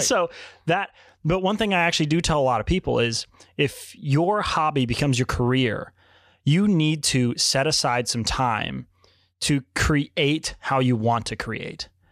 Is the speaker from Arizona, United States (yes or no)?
no; Richmond, Virginia, United States; moved away as an adult; now in Chicago, United States; I grew up in Richmond, Virginia